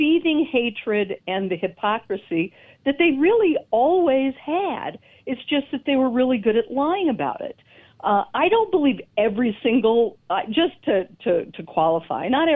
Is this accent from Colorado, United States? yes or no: yes; Denver, Colorado, United States; I am in Colorado, and I'm a native of Denver.